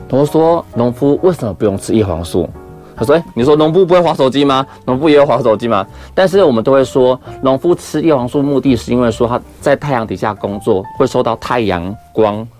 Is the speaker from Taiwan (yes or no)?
yes; Yunlin County, Taiwan; 我们云林那边啊，就很乡下，穷乡僻野嘛